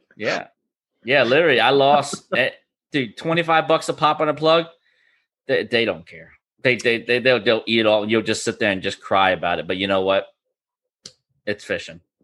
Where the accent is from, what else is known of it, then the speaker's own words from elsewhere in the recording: Florida, United States; I was born and raised up in Fishner, Florida